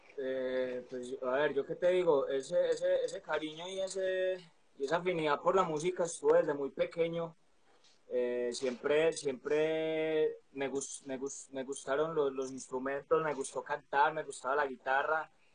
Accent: Medellín, Antioquia, Colombia; artista y productor urbano de Medellín, Colombia

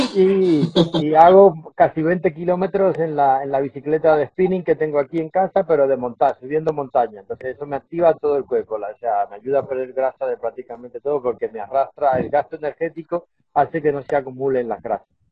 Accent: Dominican Republic; como buen isleño que soy de la República Dominicana

